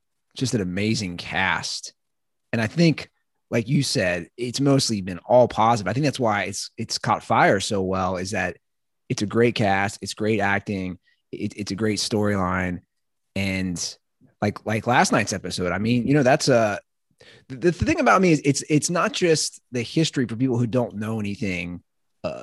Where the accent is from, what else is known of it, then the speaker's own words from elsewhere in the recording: Cincinnati, Ohio, United States; moved away as an adult; also born or lived in Los Angeles; I'm from Cincinnati